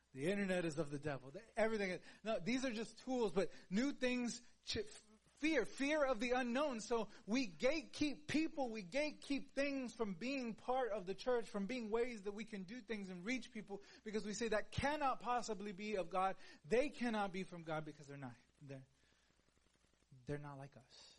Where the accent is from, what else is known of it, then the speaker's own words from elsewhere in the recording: Houston, Texas, United States; I am like from Houston.